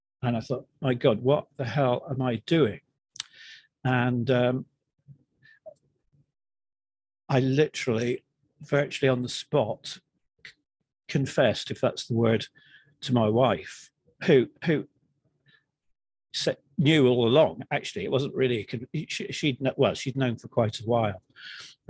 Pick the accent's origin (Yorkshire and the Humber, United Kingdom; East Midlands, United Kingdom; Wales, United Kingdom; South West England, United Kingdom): South West England, United Kingdom; between Plymouth and Bristol; moved away as an adult; now in New Jersey, United States; My home was based between Plymouth, if you know it, and Bristol